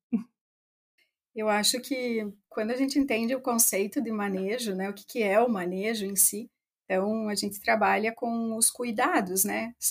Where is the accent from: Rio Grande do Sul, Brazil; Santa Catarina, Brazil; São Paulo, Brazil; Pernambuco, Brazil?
Rio Grande do Sul, Brazil; interior of; also born or lived in Santa Maria; eu cresci no interior do Rio Grande do Sul, né? Eu sou de Itapera, e mais especificamente da linha São Pedro